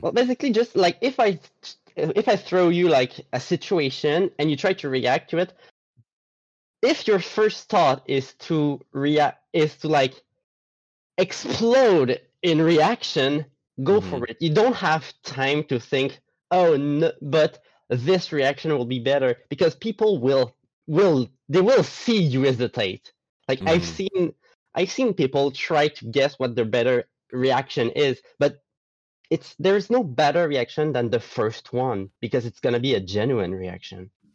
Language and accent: English; Gaspé, Quebec, Canada; I'm from Quebec, not mm-hmm. the city, but the province. The, the city I'm from is Gaspé